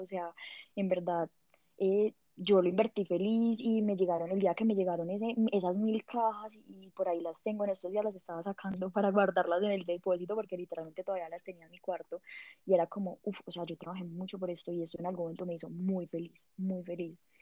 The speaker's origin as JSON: {"language": "Spanish", "town": "Pereira", "region": "Risaralda", "country": "Colombia", "moved": "as an adult", "lives_now": "Bogotá, Colombia", "said": "yo, soy de Pereira y hace seis años me vine a vivir a Bogotá"}